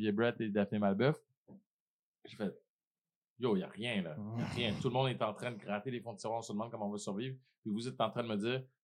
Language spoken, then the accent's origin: French; Haiti; Je pense que ça vient du fait aussi que je suis haïtien, tu sais.